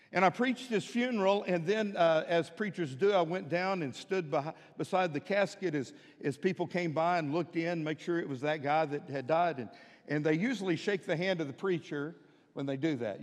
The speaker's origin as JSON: {"language": "English", "town": "Midland", "region": "Texas", "country": "United States", "tie": "born or raised there", "moved": "yes", "lives_now": "Fort Smith, United States", "said": "When I was growing up in Midland, Texas"}